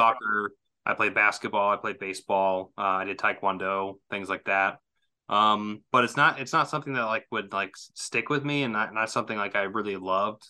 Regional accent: Southwest Missouri, United States; I come from Missouri, so Southwest Missouri

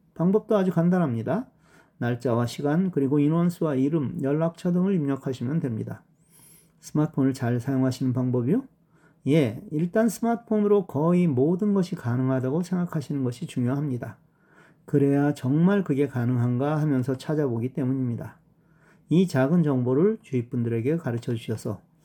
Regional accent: Seoul, South Korea; 저는 서울 사람이라

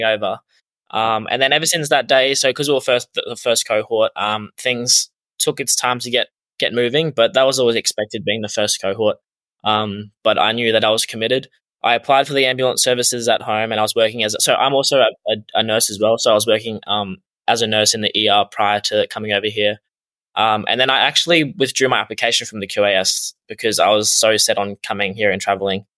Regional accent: Australia; moved away as an adult; now in United States; I am Australian.

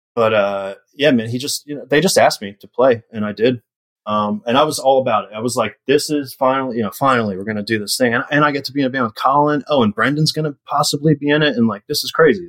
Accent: Yardley, Pennsylvania, United States; where I grew up in Yardley

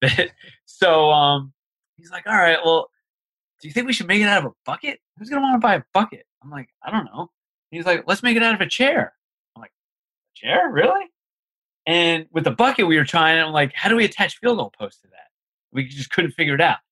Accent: Manalapan, New Jersey, United States; also born or lived in South Brunswick, New Jersey; we grew up in Manalapan, New Jersey, and that's like in the central part of the state

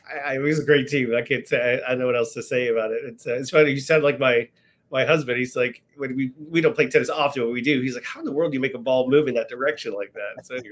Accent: Richmond, Virginia, United States; moved away as an adult; I was born and raised in Richmond.

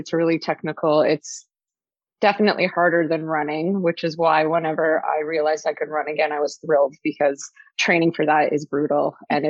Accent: Brockville, Ontario, Canada; moved away as an adult; also born or lived in Toronto / Louisiana; I grew up in Brockville, in high school

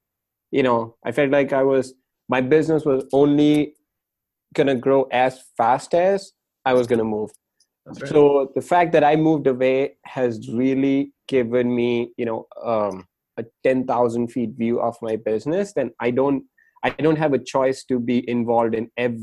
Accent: India; moved away as an adult; also born or lived in New York / Chicago; now in Carlsbad, United States; I moved here from India after I turned 18

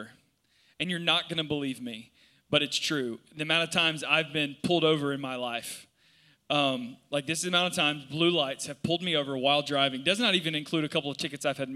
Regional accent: South Georgia, United States; I'm from South Georgia

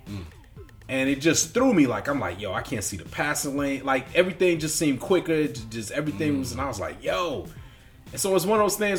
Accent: Chicago, Illinois, United States; 91st and East End. So for all you Chicago folks listening, I'm 91st and East End, right off of Stony.

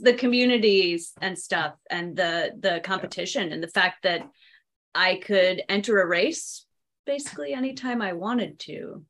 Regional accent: United States

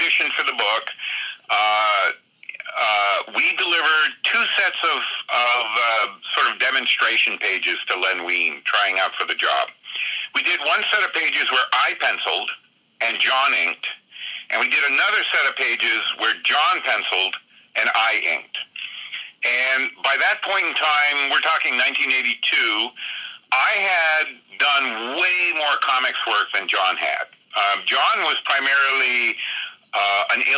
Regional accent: Vermont, United States; also born or lived in Dover, New Jersey; Vermont, my home state.

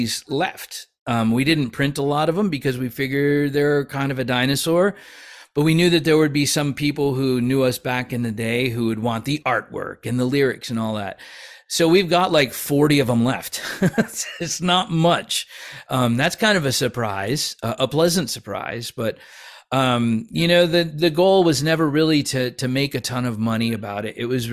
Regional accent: Plainfield, Connecticut, United States; we were born and raised in Plainfield, which is off the map and off the beaten track and halfway between New York and Boston.

